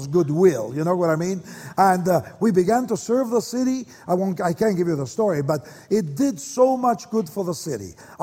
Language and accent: English; Argentina; moved away as an adult; now in Oregon, United States; I was born in Argentina, and my dad was a young businessman